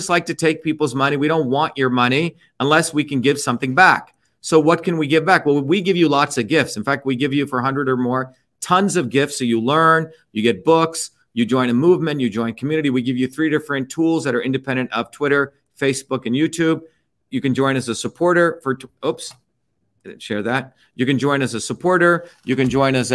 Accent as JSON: {"language": "English", "country": "India", "tie": "born or raised there", "moved": "yes", "lives_now": "United States", "said": "I was born in India"}